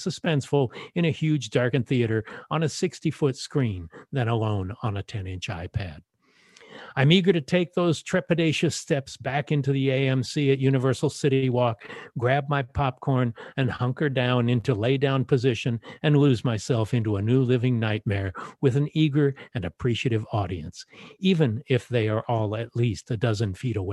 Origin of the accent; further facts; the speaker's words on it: Los Angeles, California, United States; My hometown of Los Angeles